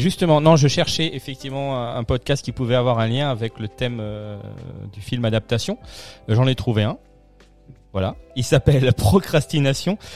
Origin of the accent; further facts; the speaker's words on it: Strasbourg, Grand Est, France; nous on est on est de Strasbourg